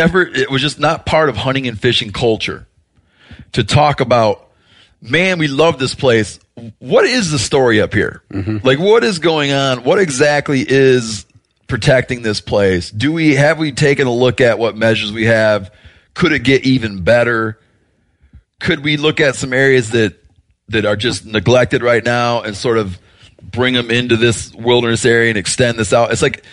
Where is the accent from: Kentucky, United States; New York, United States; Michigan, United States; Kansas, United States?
Michigan, United States; like where I grew up in Michigan, there's this idea that sort of like the vestiges of wilderness that we have left in the upper Great Lakes